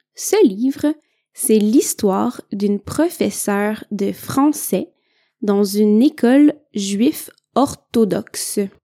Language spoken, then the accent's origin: French; Quebec, Canada; je viens du Québec.